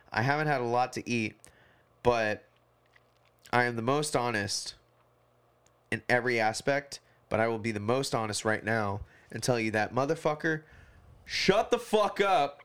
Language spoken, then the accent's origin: English; Hawaii, United States; now in Portland, United States; I'm from Hawaii